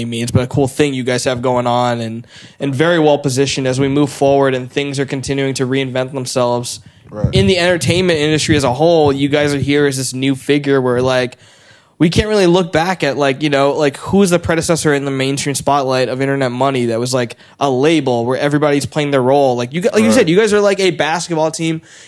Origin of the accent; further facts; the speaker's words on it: Weymouth, Massachusetts, United States; I grew up in this area, even though I didn't live in Hull here by the water. Growing up, I grew up in Wayman, so not very far